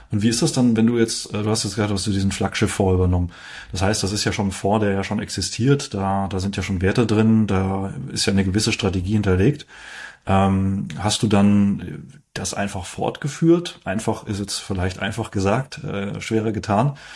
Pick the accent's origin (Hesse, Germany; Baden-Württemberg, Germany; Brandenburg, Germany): Baden-Württemberg, Germany; Heidelberg; Äh, geboren in Heidelberg. Ich habe aber in Mannheim BWL studiert, also äh, nicht in Heidelberg studiert, sondern äh, nur in Heidelberg sozusagen.